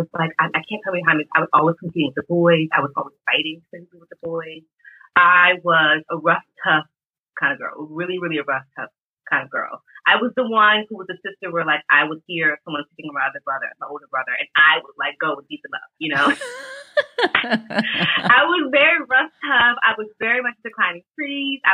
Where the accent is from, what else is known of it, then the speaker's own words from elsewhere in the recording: Alexandria, Virginia, United States; moved away as an adult; now in Paris, France; I grew up in Alexandria, Virginia, which is right outside of DC